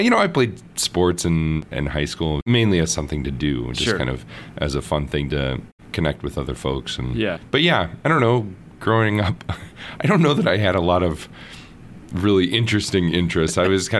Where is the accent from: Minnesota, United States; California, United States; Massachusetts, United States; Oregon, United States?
Minnesota, United States; St. Paul; I grew up in St. Paul, Minnesota, and I have two siblings, an older brother and a younger sister. And a great place to grow up, Minnesota, and I went to Catholic schools all my life, so grade school and high school